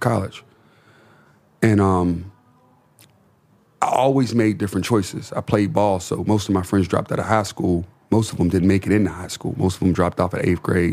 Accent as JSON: {"language": "English", "town": "Pittsburgh", "region": "Pennsylvania", "country": "United States", "said": "I come from Pittsburgh"}